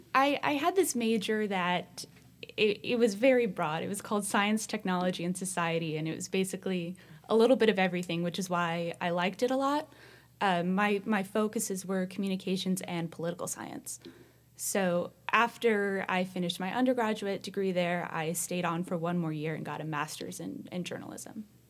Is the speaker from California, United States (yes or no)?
yes; Central Valley, California, United States; I grew up in the Central Valley